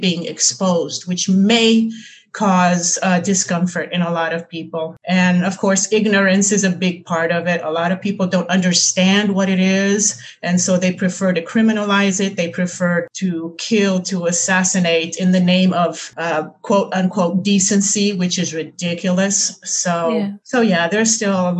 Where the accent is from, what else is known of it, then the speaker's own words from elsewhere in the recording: Recife, Pernambuco, Brazil; I'm from Recife.